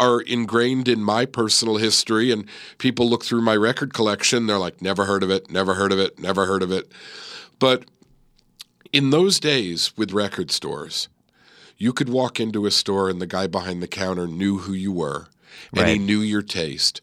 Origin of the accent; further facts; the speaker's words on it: New York City, New York, United States; now in Los Angeles, United States; I grew up in a small, in a suburb of New York City, the borough of Queens, and a town called Forest Hills